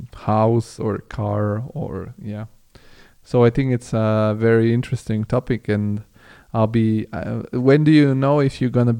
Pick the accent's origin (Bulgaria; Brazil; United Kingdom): Bulgaria; English is a second language; also born or lived in Italy; now in Germany; because I come from Bulgaria originally, and I come, and it's not so different than Serbia. And now I live in Germany, and I've lived in Italy.